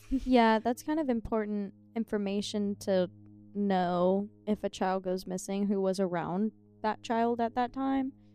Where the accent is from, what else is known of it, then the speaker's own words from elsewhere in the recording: Ohio, United States; moved away as an adult; now in Tennessee, United States; I'm from Ohio, actually, in real life.